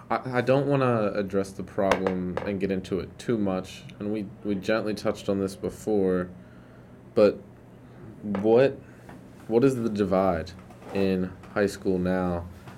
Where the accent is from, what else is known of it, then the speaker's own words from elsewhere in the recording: Wilmington, Delaware, United States; now in Chester County, United States; And I grew up in Wilmington